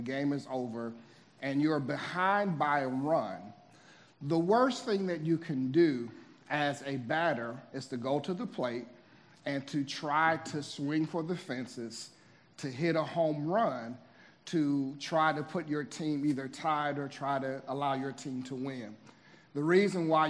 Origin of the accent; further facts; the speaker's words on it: Midwest, United States; moved away; I'm originally from the Midwest